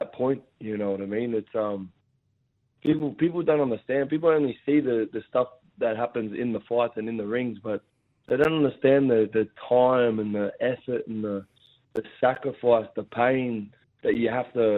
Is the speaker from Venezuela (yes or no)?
no; Gosford, New South Wales, Australia; Gosford Stadium, my hometown in the Central Coast